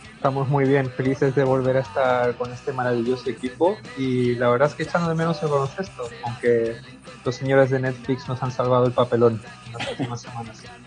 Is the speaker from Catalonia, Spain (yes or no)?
yes; Barcelona, Catalonia, Spain